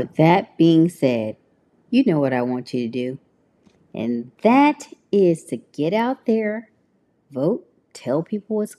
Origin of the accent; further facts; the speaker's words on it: Tennessee, United States; now in California, United States; I'm from Tennessee. I'm very happy to be living here in California